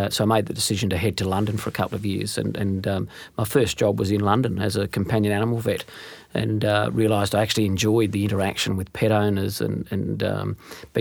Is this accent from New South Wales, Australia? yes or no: no; Western Queensland, Australia; growing up in Western Queensland in a small business household